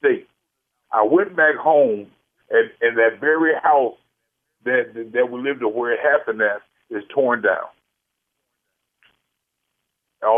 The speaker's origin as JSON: {"language": "English", "region": "Virginia", "country": "United States", "moved": "yes", "lives_now": "St. Louis, United States", "said": "I went back home last year. You know, I came from Virginia"}